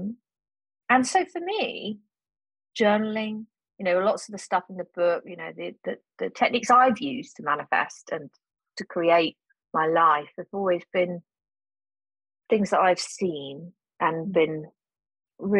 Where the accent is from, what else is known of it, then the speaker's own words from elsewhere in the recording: Cornwall, South West England, United Kingdom; moved away as an adult; I was brought up in Cornwall